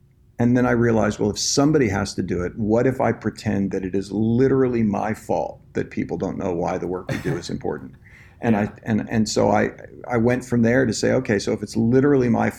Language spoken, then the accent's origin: English; New Jersey, United States; moved away as an adult; also born or lived in New York; now in Austin, United States; I'm actually from the New Jersey area